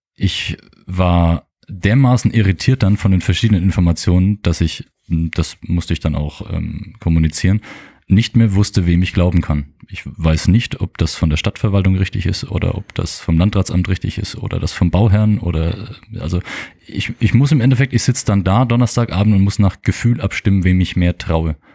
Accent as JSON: {"language": "German", "town": "Mergershausen", "country": "Germany", "tie": "born or raised there", "said": "ich ge gebürtiger Mergershauser bin"}